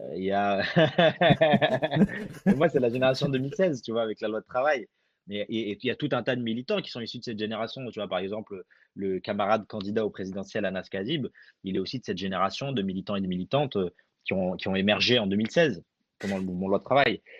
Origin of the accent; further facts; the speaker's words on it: France; also born or lived in Algeria; je suis né en Algérie, j'ai grandi en France